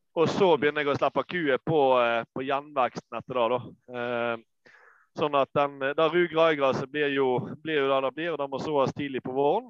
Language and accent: Norwegian; Norway; moved away as an adult; now in Lesja, Norway; vi hadde båsfjøs hjemme på Manger